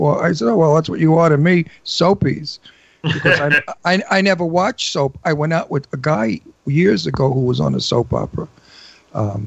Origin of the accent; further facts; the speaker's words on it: New York City, New York, United States; accent: Brooklyn; I'm from Brooklyn